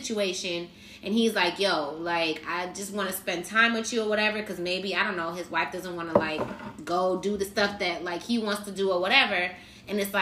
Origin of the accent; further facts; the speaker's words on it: Miami, Florida, United States; moved away; I'm from Miami